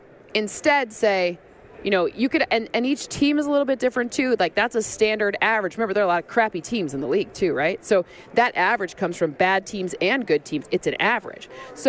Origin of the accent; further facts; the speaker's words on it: Michigan, United States; I'm from Michigan. my hometown people will be mad at me.